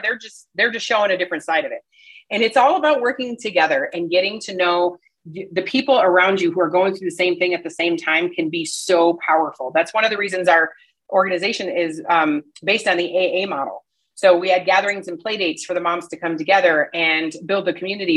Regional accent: Midwest, United States; now in Colorado, United States; I'm, I'm from the Midwest where everybody stayed where you're from. That's just what you did. So, you know, I grew up with all my cousins around

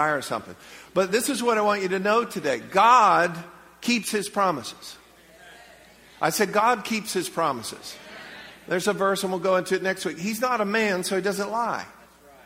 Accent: Leesburg, United States; I'm from Leesburg

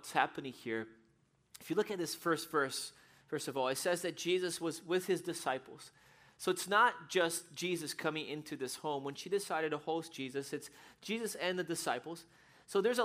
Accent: São Paulo, Brazil; moved away; I was 8 years old, and I grew up in Brazil. And in Brazil, we lived in the city in São Paulo

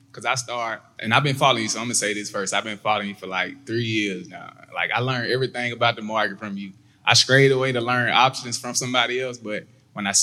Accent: Mississippi, United States; I'm from Mississippi

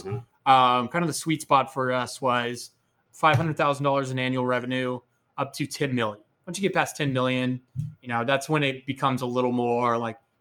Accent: Austin, Texas, United States; growing up in Austin

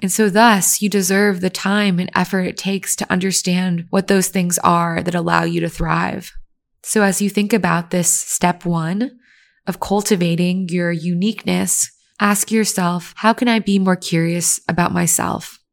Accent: Virginia, United States; I grew up in Virginia, where people are just racist and everyone liked white people better.

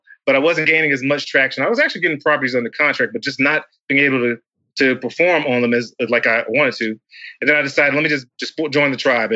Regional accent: North Carolina, United States; also born or lived in Alabama; grew up in North Carolina

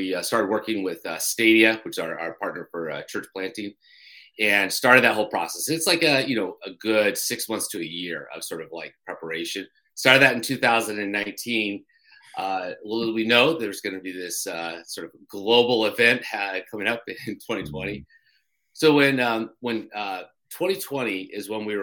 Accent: Colorado, United States; moved away as an adult; also born or lived in New Hampshire; now in Durham, New Hampshire, United States; I grew up in Colorado

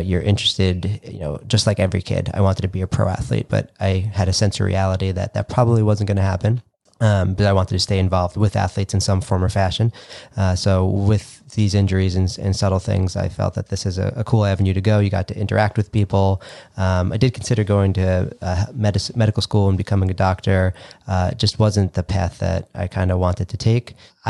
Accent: Brentwood, New York, United States; now in Massapequa, United States; born and raised in Long Island. Specifically, I was born and raised in Brentwood, Long Island. I now live in Massapequa

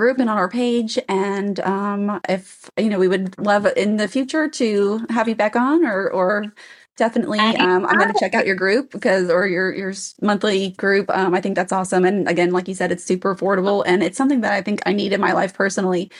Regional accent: Pennsylvania, United States; moved away; also born or lived in Tennessee; we are from Pennsylvania, and we lived in Tennessee

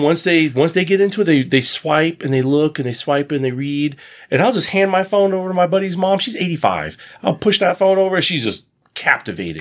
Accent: United States; I have a foreign accent. I'm from the United States

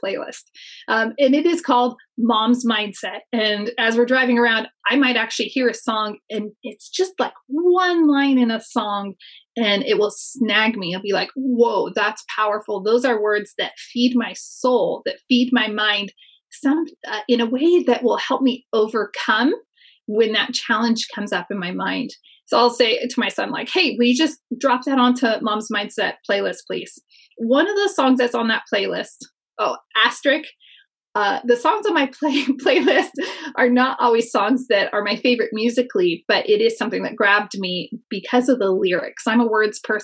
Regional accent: near Yosemite Valley, California, United States; I spent a lot of time growing up near Yosemite Valley.

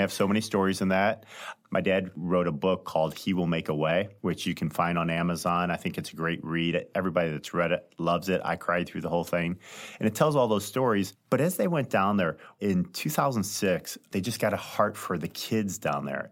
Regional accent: High Ridge, Missouri, United States; also born or lived in St. Louis, Missouri; I grew up in Saint Louis, lived here all my life, have three brothers, two sisters. We were raised in a small town called High Ridge, Missouri, which is just south of Saint Louis

